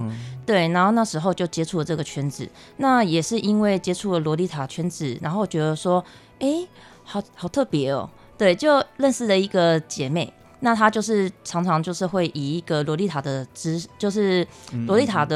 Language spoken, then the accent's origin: Chinese; Taiwan; 我们台湾这边